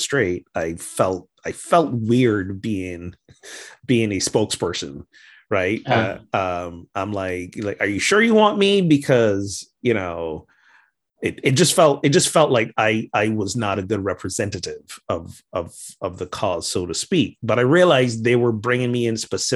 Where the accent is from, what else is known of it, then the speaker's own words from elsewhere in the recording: Barbados; moved away as an adult; now in United States; I returned to my home country of Barbados